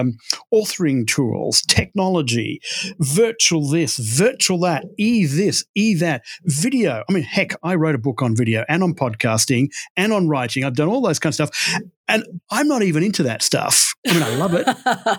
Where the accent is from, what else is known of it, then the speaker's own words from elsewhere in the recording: Texas, United States; also born or lived in London, United Kingdom; And as you can tell by my accent, I grew up in Texas. That was a wrong story. And I came to America in 2009. My wife's American, and we moved over here from London, where I was doing a lot of work.